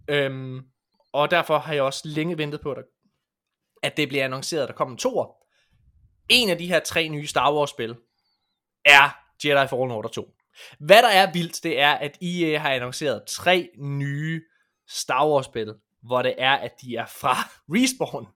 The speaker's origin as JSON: {"language": "Danish", "area": "West Jutland", "region": "Central Denmark Region", "country": "Denmark", "said": "jeg er en vestjyde"}